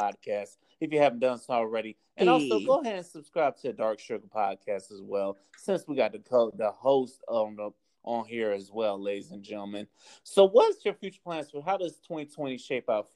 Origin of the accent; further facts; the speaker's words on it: Tampa, Florida, United States; I graduated from college and came back to Tampa